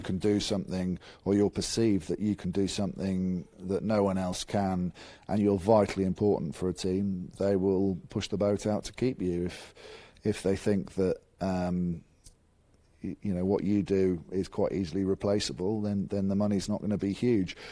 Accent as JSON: {"language": "English", "region": "England", "country": "United Kingdom", "said": "I'm English"}